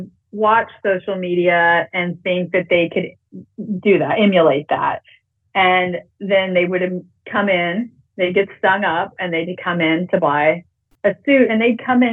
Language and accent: English; around Houston, Texas, United States; also born or lived in Montana / San Antonio, Texas; I'm from Texas. I grew up around Houston, out in the country